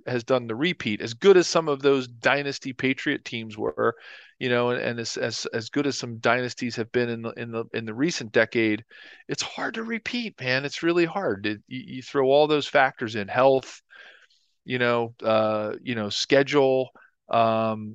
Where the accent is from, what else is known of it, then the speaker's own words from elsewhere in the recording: Philadelphia, Pennsylvania, United States; my hometown Eagles